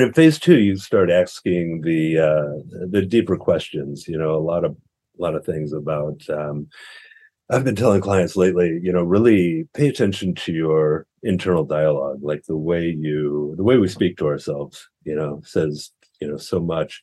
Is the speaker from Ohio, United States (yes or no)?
no; St. Louis, Missouri, United States; moved away as an adult; also born or lived in Oakland, California / Bay Area, California; now in Santa Cruz, United States; I'm from the Midwest originally. I grew up in St. Louis, Missouri. And lived there for roughly the first half of my life at this point, and then moved to California about 24 years ago or so.